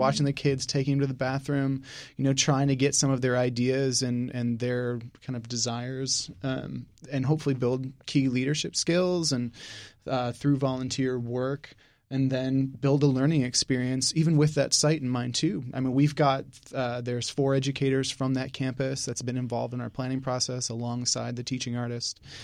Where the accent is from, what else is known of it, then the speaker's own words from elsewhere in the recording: Northern United States, United States; now in Houston, United States; Yankee, so coming down here, it was definitely an adjustment.